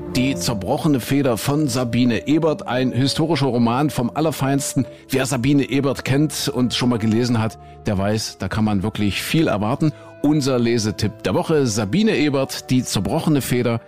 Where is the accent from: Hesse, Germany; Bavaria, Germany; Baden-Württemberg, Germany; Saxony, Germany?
Saxony, Germany; hier bei uns in Sachsen